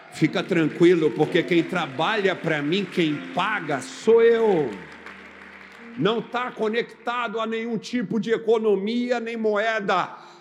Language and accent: Portuguese; Recife, Pernambuco, Brazil; now in Brasília, Brazil; Eu sou de Recife